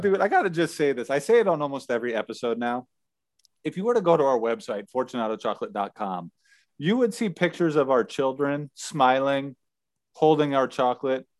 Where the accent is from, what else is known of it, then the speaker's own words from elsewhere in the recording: United States; moved away; being an American from the United States